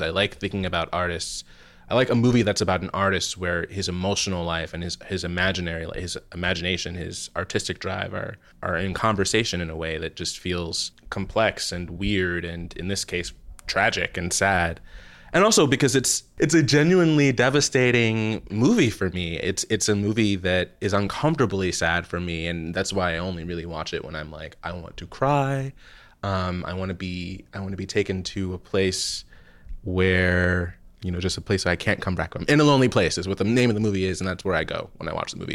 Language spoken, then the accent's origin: English; New Jersey, United States; I'm from New Jersey